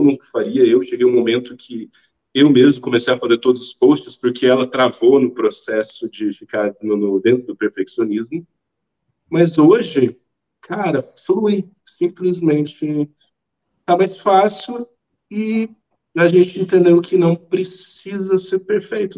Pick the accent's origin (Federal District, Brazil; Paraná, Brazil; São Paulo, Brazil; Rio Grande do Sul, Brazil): Federal District, Brazil; Brasília; eu sou de Brasília, Brasília é tudo extremamente distante.